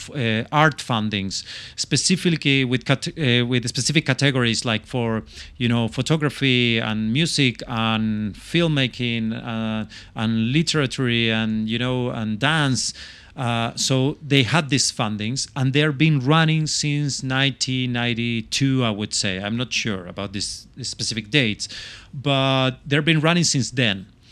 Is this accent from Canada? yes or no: no; Chile; English is a second language; moved away as an adult; also born or lived in London